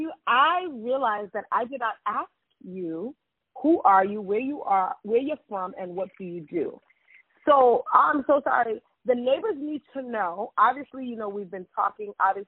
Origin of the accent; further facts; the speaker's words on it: New York, United States; I'm a New Yorker. I'm from Harlem, and I'm an assistant professor of race and education at a Research One University.